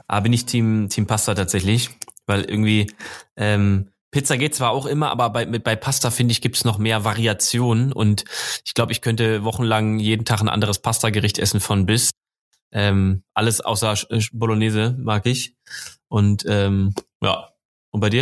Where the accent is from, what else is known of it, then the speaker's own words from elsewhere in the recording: Marburg, Hesse, Germany; moved away; ich bin ja gebürtiger Hesse, zwar jetzt nicht aus Frankfurt, sondern aus Marburg, ein bisschen weiter nördlich